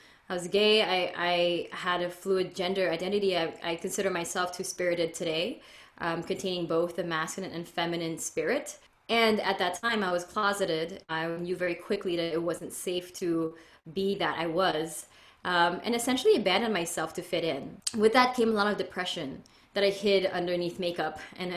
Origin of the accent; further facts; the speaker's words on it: Philippines; now in California, United States; I was essentially born and raised in the Philippines in a conservative Catholic